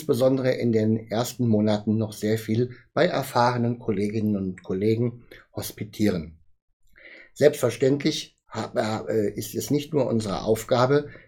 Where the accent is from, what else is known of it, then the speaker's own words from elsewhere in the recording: Bonn, North Rhine-Westphalia, Germany; born there; Ich komme gebürtig aus Bonn, das muss ich immer wieder dabei sagen